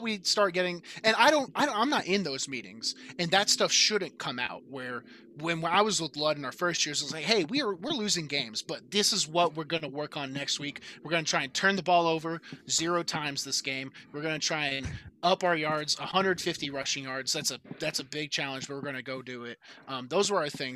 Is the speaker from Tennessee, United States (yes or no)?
yes; Clarksville, Tennessee, United States; I live back in Clarksville, Tennessee, my hometown